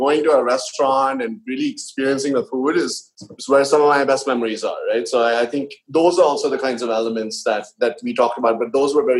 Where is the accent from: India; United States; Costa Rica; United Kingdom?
India; I'm Indian.